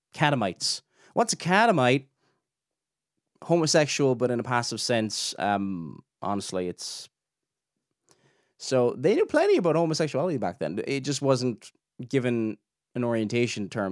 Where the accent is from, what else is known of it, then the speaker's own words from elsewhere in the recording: Ireland; we're like in, you know, in the British Isles, it's, you know, we're from the Republic of Ireland